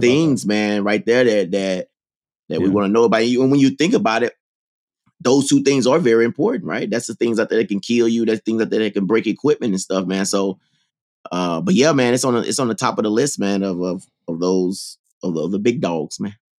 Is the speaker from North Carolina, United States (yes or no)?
no; Mississippi, United States; I'm from Mississippi